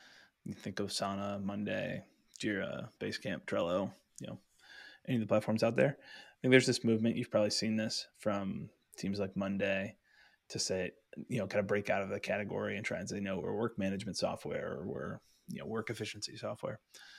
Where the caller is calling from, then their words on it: Pittsburgh, Pennsylvania, United States; I'm coming from Pittsburgh, Pennsylvania.